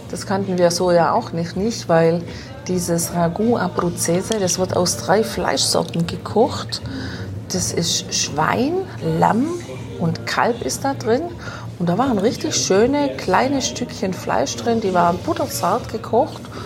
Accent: Germany; bei uns zu Hause in Deutschland

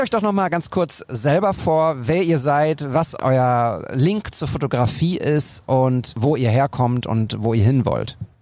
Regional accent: Bochum, North Rhine-Westphalia, Germany; meiner Heimat Bochum

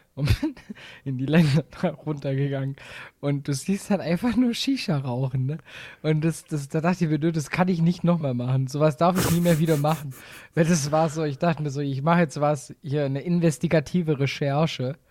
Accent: Swabia, Germany; Ich bin Schwabe

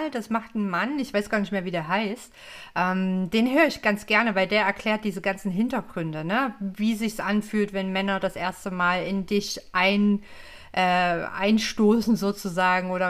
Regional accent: East Germany, Germany; ich meine, ich komme aus dem Osten, ne? Wir sind ja da grundsätzlich sehr frei und offen aufgewachsen.

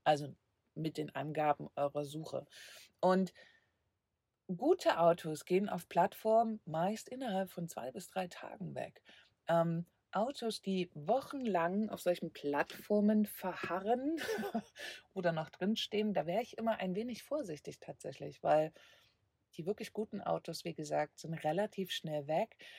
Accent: Leipzig, Saxony, Germany; moved away; Leipzig ist meine Heimat.

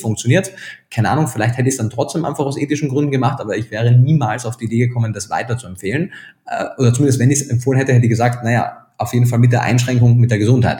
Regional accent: Austria; accent: Austrian; now in Germany; gebürtiger Österreicher, bin aber schon eine ganze Zeit lang in Deutschland, habe da meinen Lebensmittelpunkt

